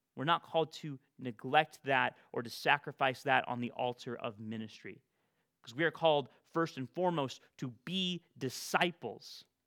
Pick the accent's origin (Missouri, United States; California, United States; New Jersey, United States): California, United States; Bakersfield; also born or lived in Fresno area, California; my hometown of Bakersfield